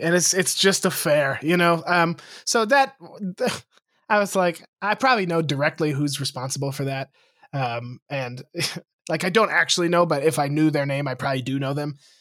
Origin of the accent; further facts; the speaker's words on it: Lewistown, Montana, United States; moved away; my hometown, Lewistown